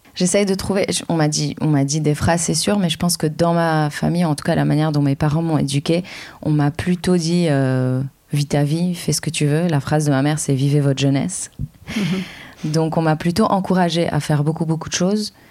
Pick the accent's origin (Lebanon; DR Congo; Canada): Lebanon; now in France; je suis libanaise